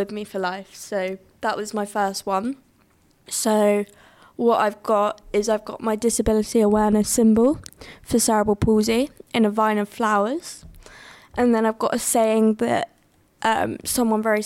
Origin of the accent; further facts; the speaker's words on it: Southampton, South East England, United Kingdom; moved away as an adult; I'm born and bred in Southampton for like 19 years